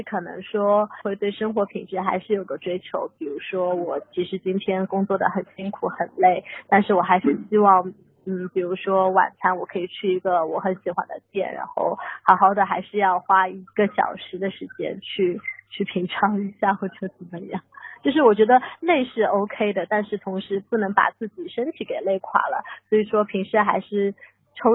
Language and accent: Chinese; Shanghai, China; 大家好，